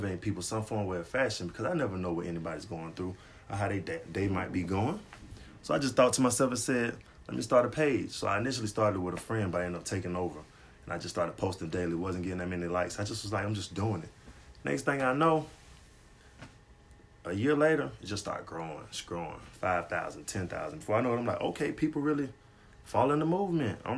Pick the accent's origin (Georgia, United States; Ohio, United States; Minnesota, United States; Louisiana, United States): Georgia, United States; Griffin; Well, I'm from Griffin.